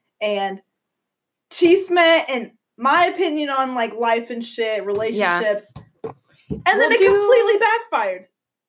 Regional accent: Georgia, United States; also born or lived in Renton, Washington; I was born in Kent or Renton, Washington, not D.C., the state, Washington State. We moved around a lot because my dad was a piece of shit, and, yeah. So, from Washington, I was raised in Georgia

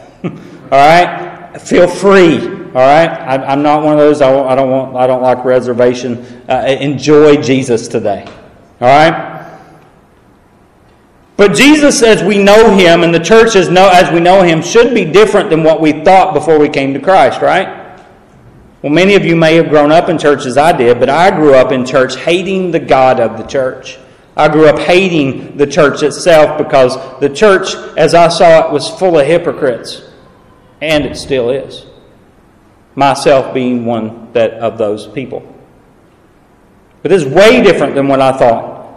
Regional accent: East Tennessee, United States; accent: southern drawl; now in Illinois, United States; I am originally from East Tennessee

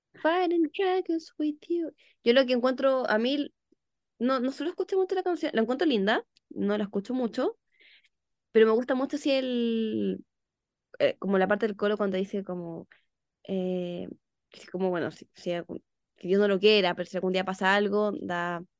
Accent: Chile; soy de Chile

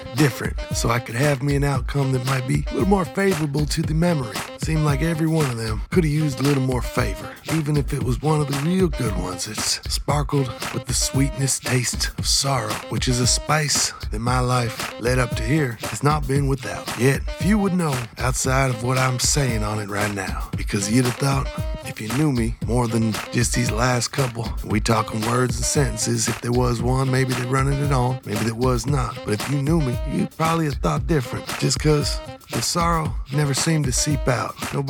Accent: Texas, United States; Now, if you didn't catch it already at this point, I'm from Texas. Greatest state in the world

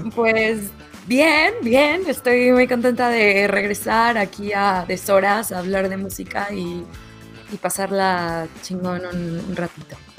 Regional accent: Mexico City, Mexico; now in Madrid, Spain; chilanga de origen y vivo en Madrid

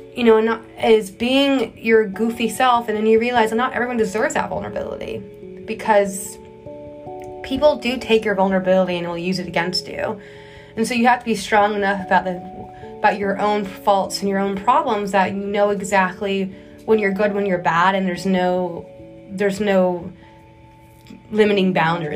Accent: Texas, United States; moved away as an adult; now in New York City, United States; growing up in Texas, you know, grandfather from Iran, mom overseas, dad from Midwest

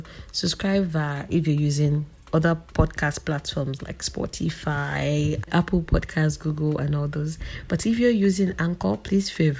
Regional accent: Nigeria; I'm from Nigeria.

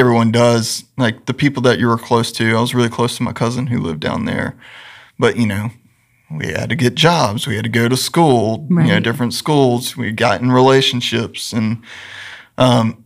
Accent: Randleman, North Carolina, United States; I grew up in Greensboro, a little town south of Greensboro called Randleman

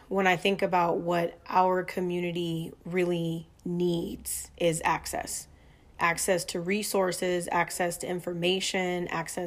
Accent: Inglewood, California, United States; also born or lived in Alexandria, Virginia / North Carolina; I'm from Southern California and was born in Inglewood

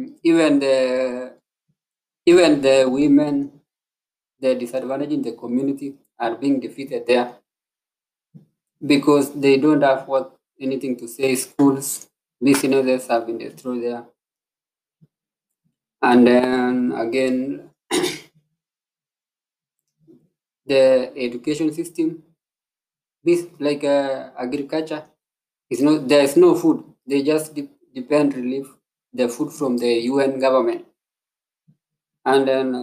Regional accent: Kenya; I come from Kenya

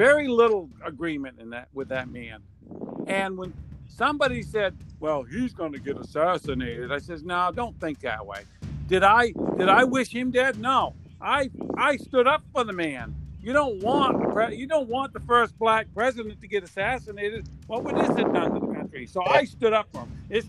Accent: Florida, United States; from Florida

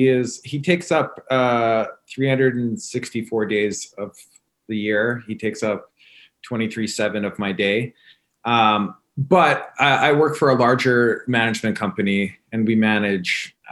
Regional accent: Winnipeg, Manitoba, Canada; moved away as an adult; also born or lived in Toronto; now in United States; I'm from Canada. Oh, really? I am. I was born and raised in Winnipeg. And if you know anything about Winnipeg, it's in the very middle of the country. It's a small city, under a million people, a very blue collar, humble city.

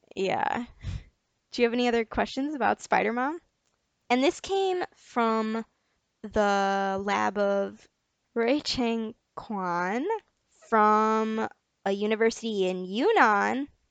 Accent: United States; I'm American

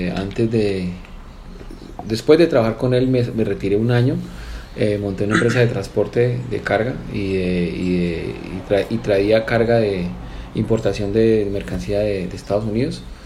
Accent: Cali, Valle del Cauca, Colombia; also born or lived in Medellín, Colombia / England; yo estudié en Cali. yo nací en Medellín, mi familia es de Medellín. A la edad de los 14 años me fui a estudiar Inglaterra

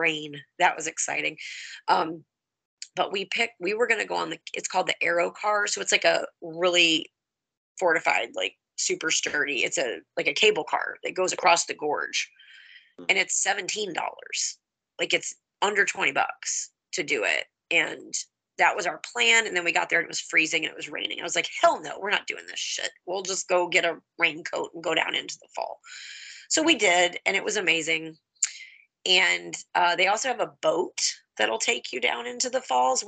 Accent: Houston, Texas, United States; now in Holly, United States; I'm from Houston

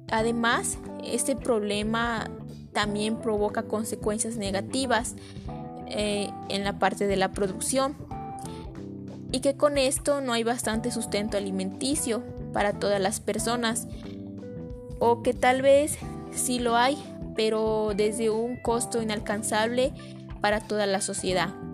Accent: San Antonio Cuayuca, Puebla, Mexico; los cultivos de la cebolla de mi comunidad

